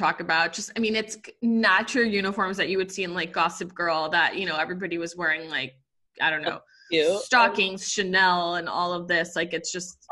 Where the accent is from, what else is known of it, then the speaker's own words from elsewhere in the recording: Puerto Rico; moved away; also born or lived in New Jersey; I am Puerto Rican. I grew up in Puerto Rico